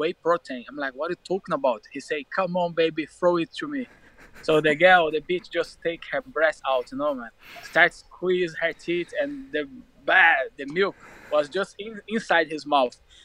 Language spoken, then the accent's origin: English; Rio de Janeiro, Brazil; English is a second language; moved away as an adult; also born or lived in Minas Gerais / Milan, Italy; now in London, United Kingdom; I grew up in Rio de Janeiro